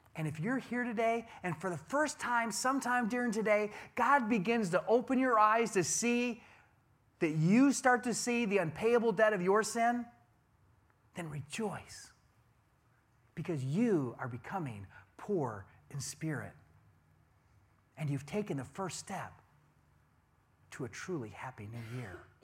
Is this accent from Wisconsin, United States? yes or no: yes; Wisconsin, United States; I'm a cheesehead. I'm from Wisconsin.